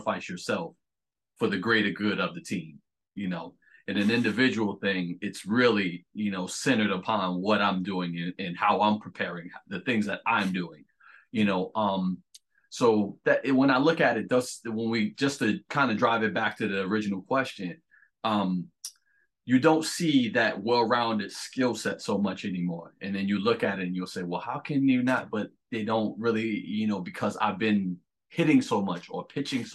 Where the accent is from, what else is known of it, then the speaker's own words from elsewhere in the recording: Irvington, New Jersey, United States; also born or lived in Hillside, New Jersey; I'm a Jersey boy, born and bred.